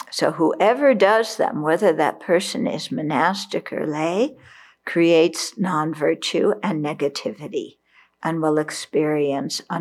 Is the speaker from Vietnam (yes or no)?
yes; Vietnam; because I grew up in Vietnam during the Vietnam War. And the people I knew didn't join the military with that kind of mind, they were forced into it.